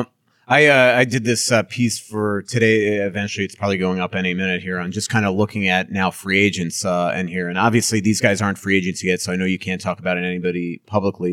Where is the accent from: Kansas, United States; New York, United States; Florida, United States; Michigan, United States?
New York, United States; Long Island; I grew up in Long Island